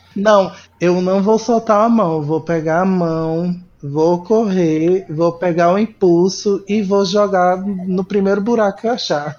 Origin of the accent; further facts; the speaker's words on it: Recife, Pernambuco, Brazil; moved away; lá de Recife, da minha terra natal